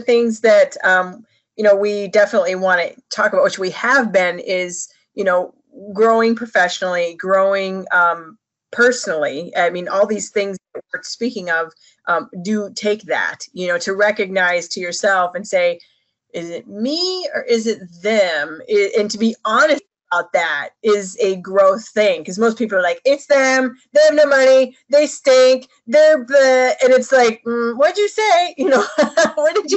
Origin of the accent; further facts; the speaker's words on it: Chicago, Illinois, United States; I'm from Chicago